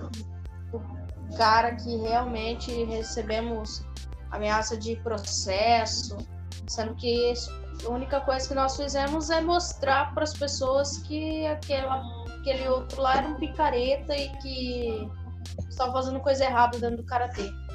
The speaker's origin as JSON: {"language": "Portuguese", "region": "Mato Grosso do Sul", "country": "Brazil", "said": "eu sou de Mato Grosso do Sul"}